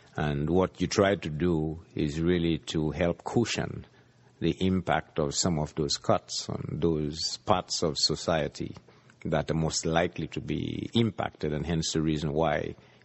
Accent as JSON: {"language": "English", "country": "Jamaica", "tie": "born or raised there", "said": "Well, as a kid growing up in the Caribbean, I think we as a people have always, even ingrained in our psyche, believed that the IMF never really helped Jamaica, never really helped the Caribbean out of its woes."}